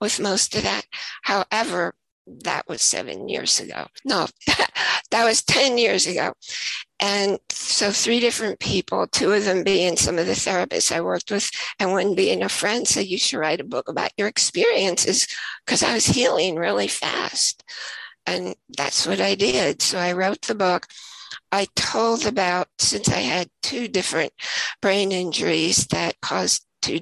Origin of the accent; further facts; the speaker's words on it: New York, United States; moved away; also born or lived in Idaho; I was also from New York, but we both lived in Idaho at the same time.